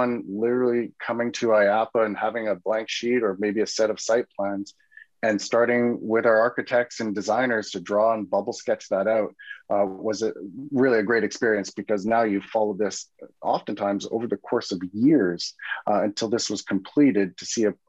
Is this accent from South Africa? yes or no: no; Vancouver, British Columbia, Canada; a young boy growing up in Vancouver and going to Expo 86